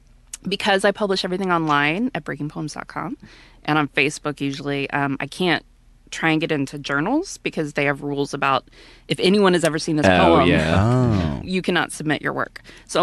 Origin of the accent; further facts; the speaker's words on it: Deer Park, Texas, United States; I'm from Deer Park.